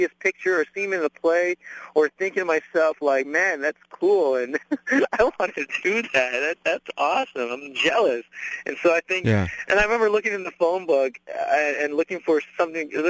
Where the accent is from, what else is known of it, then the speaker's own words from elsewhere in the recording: Winnipeg, Manitoba, Canada; moved away as an adult; also born or lived in Vancouver / Iowa; now in Los Angeles, United States; ended up spending the majority of my years in Winnipeg, Manitoba, Canada